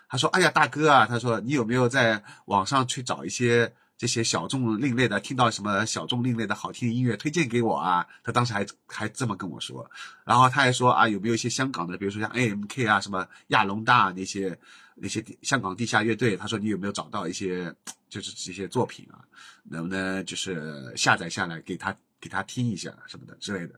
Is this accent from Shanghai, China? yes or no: yes; Jinshan Petrochemical, Jinshan, Shanghai, China; 就讲我老家的这期节目